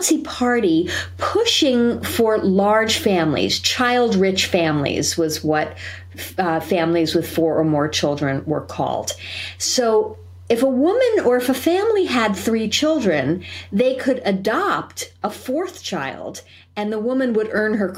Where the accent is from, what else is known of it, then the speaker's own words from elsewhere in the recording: New York, United States; now in San Diego, United States; I am also a New Yorker